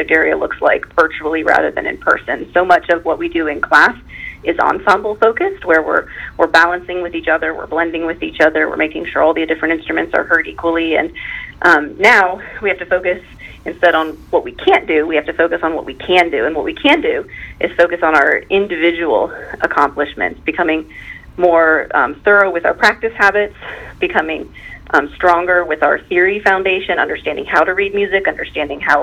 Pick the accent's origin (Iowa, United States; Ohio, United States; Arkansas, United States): Ohio, United States; Pataskala; moved away as an adult; now in Mount Vernon, United States; Watkins Memorial, which also happens to be where I graduated from.